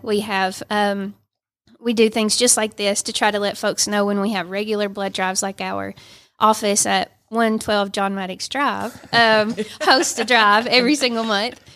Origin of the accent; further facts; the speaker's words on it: Dalton, Georgia, United States; I live in Dalton, born and raised. I live two miles from where I was born